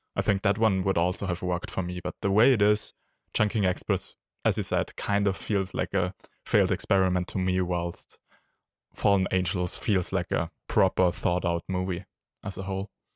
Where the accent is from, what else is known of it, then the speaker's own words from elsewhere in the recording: Austria; from Austria